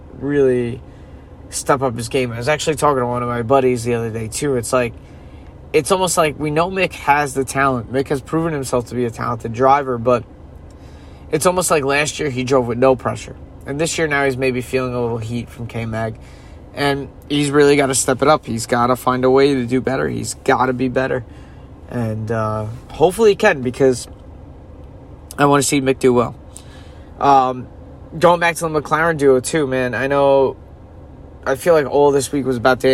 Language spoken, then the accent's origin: English; United States; as an American